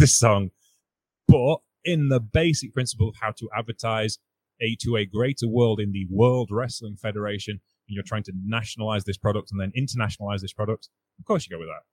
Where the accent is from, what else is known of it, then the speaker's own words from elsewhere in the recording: United Kingdom; being British